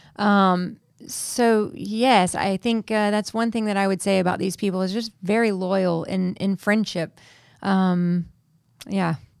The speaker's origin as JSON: {"language": "English", "country": "United States", "moved": "as an adult", "said": "as an American citizen, I don't have residency yet in this country"}